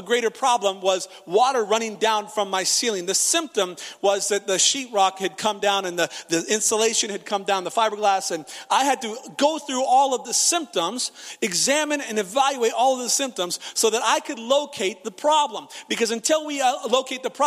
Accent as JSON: {"language": "English", "region": "Nebraska", "country": "United States", "said": "Of course we go to church. We're from Nebraska"}